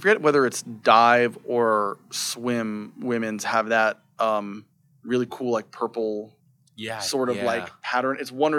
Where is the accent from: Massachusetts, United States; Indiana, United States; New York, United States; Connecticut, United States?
New York, United States; Staten Island; Staten Island.